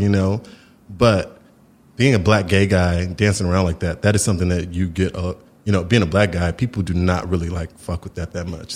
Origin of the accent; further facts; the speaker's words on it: Houston, Texas, United States; My family were from Houston, Texas